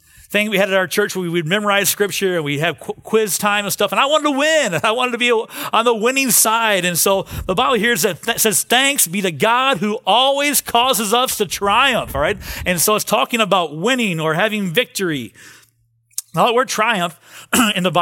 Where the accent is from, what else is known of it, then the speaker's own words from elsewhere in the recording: Cleveland, Ohio, United States; moved away; I grew up in Cleveland